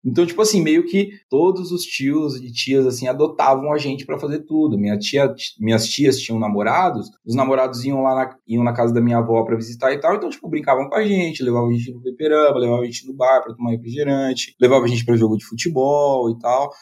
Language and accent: Portuguese; Mirassol, São Paulo, Brazil; accent: caipira; also born or lived in São Bernardo do Campo; Eu sou um orgulhoso membro daquela terra chamada Mirassol.